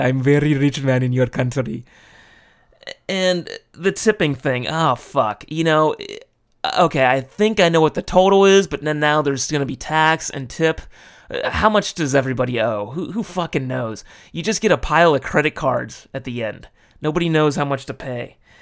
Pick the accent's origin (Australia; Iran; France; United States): United States; Los Angeles, California; moved away as an adult; now in Japan; I went back to my hometown of L